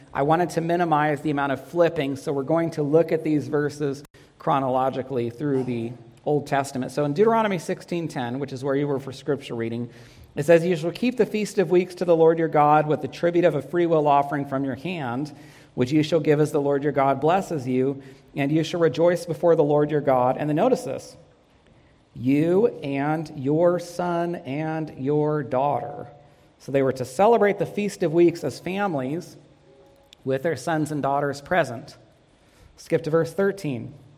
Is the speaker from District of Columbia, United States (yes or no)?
no; Northern California, United States; Katie and I grew up together in Northern California, attended a small school.